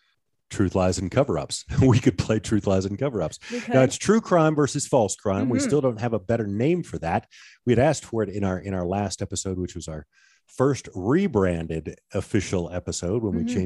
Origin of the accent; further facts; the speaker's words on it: Georgia, United States; growing up in Georgia